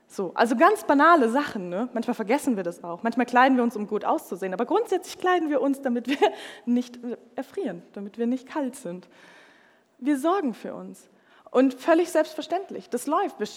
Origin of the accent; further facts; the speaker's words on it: Munich, Bavaria, Germany; ich komme aus München, ich bin eigentlich Städte irgendwie gewohnt